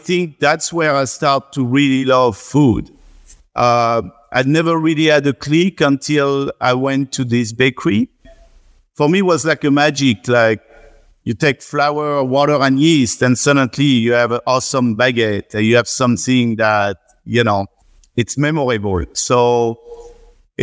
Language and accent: English; central France, France; accent: strong French; first language French; English is a second language; moved away as an adult; now in New York, United States; still have my strong French accent